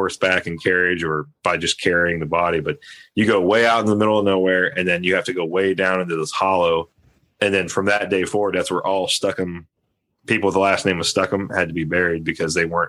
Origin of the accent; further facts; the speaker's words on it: Ohio, United States; moved away; from my hometown, though, I'm from back east in Ohio